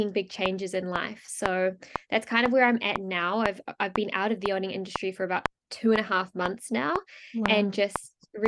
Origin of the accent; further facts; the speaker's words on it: New Zealand; moved away as an adult; also born or lived in France; I grew up in New Zealand and I actually left when I was 18 and I moved over to France